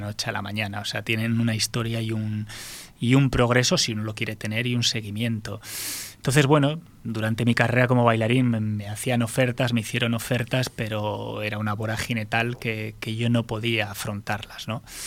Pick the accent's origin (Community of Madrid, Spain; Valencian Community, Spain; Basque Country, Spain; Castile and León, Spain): Basque Country, Spain; como buen, buen vasco